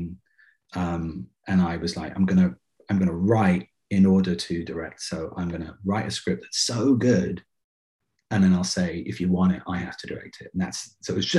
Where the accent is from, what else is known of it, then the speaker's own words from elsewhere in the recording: England, United Kingdom; moved away; I grew up in England